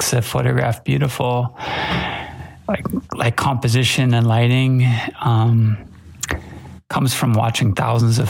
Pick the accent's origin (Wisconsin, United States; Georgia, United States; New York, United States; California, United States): California, United States; Los Angeles; now in Kyoto, Japan; I'm a photographer from Los Angeles, California, living in Kyoto, Japan